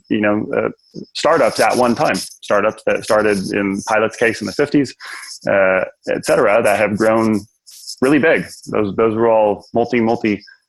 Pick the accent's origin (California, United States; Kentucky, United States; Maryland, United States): California, United States; now in Knoxville, United States; California, my home state